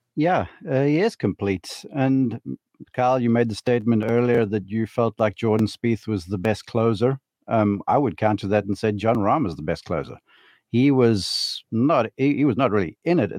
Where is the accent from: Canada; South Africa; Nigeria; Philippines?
South Africa; as a South African